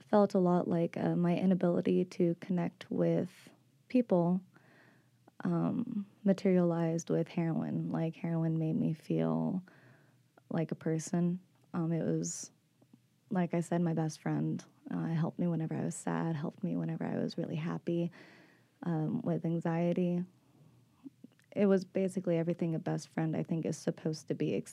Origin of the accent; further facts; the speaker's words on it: Arlington, Texas, United States; now in Austin, United States; I'm 24 years old, and I came from Arlington, Texas, moved to Austin about four years ago, actually, to get sober.